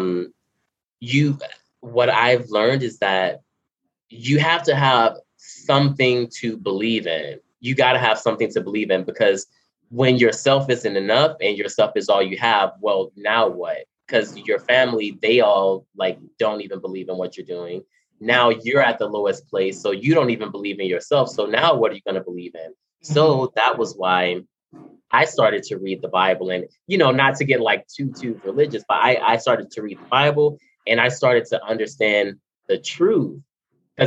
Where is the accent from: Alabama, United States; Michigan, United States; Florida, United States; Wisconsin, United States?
Florida, United States; Miami; moved away as an adult; now in California, United States; I'm from Miami, Florida. I live in California now